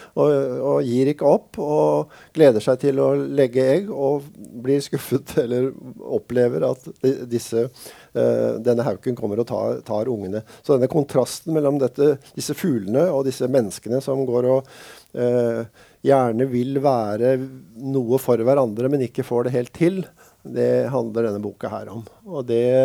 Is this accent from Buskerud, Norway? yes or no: yes; Drammen, Buskerud, Norway; now in Sørlandet, Norway; Jeg vokste opp i Drammen